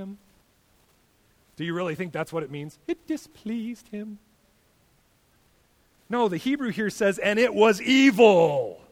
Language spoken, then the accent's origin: English; United States; us as American Christians